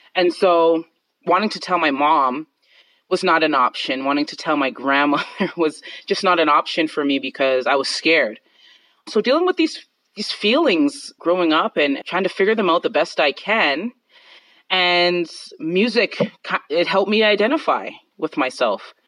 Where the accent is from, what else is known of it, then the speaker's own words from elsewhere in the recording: Calgary, Alberta, Canada; I'm from Calgary, Canada